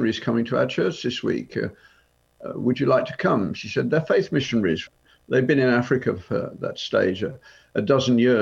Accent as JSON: {"language": "English", "town": "Birmingham", "region": "West Midlands", "country": "United Kingdom", "tie": "born or raised there", "said": "the street where I grew up in Birmingham"}